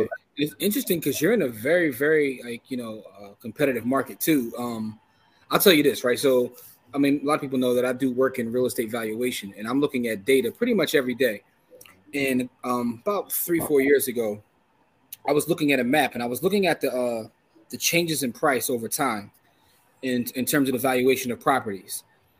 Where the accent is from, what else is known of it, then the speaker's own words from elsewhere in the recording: Philadelphia, Pennsylvania, United States; I'm from Philadelphia